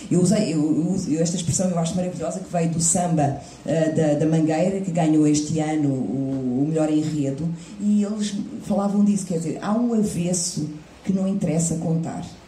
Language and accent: Portuguese; Portugal; eu sou portuguesa